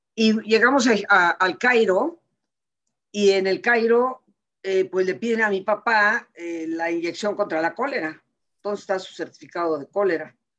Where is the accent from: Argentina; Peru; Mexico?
Mexico; siendo nosotros mexicanos